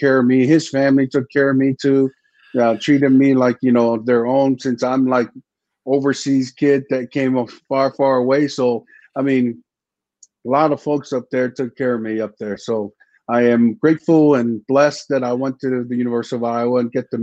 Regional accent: American Samoa; moved away as an adult; I came from American Samoa down in the Sub-Pacific

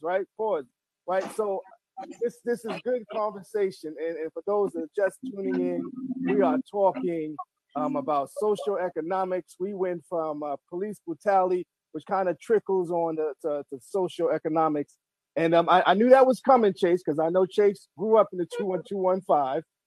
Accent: New York City, New York, United States; moved away as an adult; now in Baltimore, United States; I come from Marble Hill Projects, New York City, I know all about food stamps

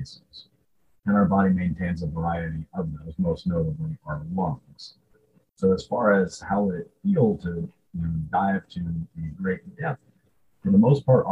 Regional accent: Southern California, United States; I grew up in Southern California

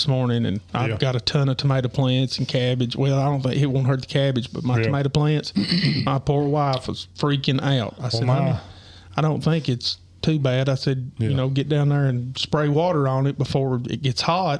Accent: United States; the best way I can describe my hometown is it don't matter who you are, what color you are, what race you are, where you're from, if your vehicle is on the side of the road within the first 20 minutes, probably 10 people will stop and ask you if you need help.

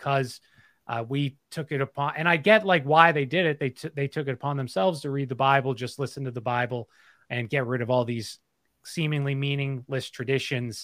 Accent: outside Philadelphia, Pennsylvania, United States; Right outside Philadelphia

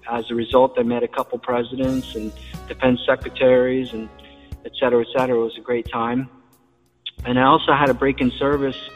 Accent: Washington, United States; also born or lived in Germany / New York / Kansas / Hawaii; I was born in Germany. So um, my father was a soldier, my grandfather was a builder, and um, we traveled quite a bit. I traveled quite a bit as a kid. I lived in places like Germany and New York and Kansas and Hawaii and Washington State, and we settled in Washington State.

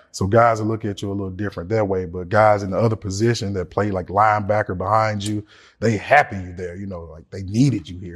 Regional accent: Memphis, Tennessee, United States; I'm from Memphis, Tennessee

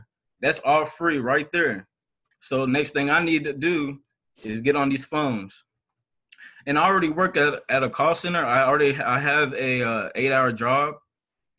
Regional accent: Louisville, Kentucky, United States; also born or lived in Washington, D.C.; I was born in Washington, D.C., but I was raised in Louisville, Kentucky

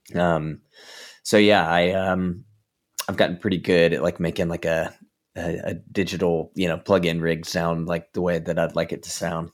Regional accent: Georgia, United States; now in Southern California, United States; I'm from Georgia originally

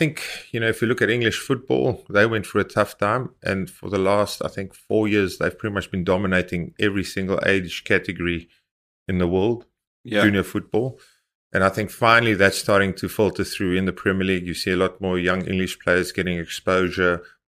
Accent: South Africa; You know, all of a sudden, we as South African build up a resilience and a reputation.

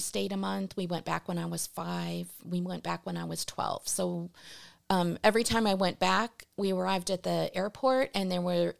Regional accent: St. Louis, Missouri, United States; first language Portuguese; English is a second language; also born or lived in Porto, Portugal / Rochester, Minnesota; I grew up in St. Louis from when I was 8 until I was 18.

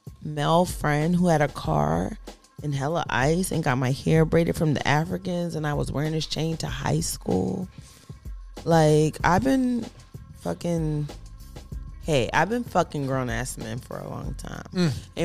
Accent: East Coast, United States; Like, I feel like at 18, I'm from the East Coast. Like, I was already a boss.

